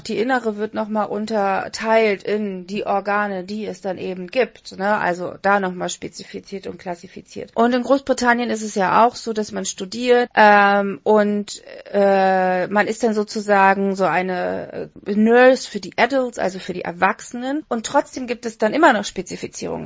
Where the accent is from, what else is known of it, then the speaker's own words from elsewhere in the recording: Berlin, Germany; wir kommen eigentlich aus der Hauptstadt